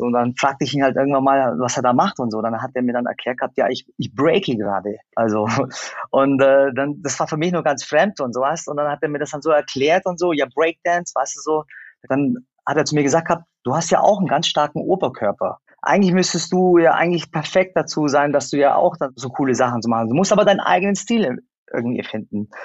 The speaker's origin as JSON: {"language": "German", "country": "Germany", "tie": "born or raised there", "said": "Ich bin in Deutschland geboren"}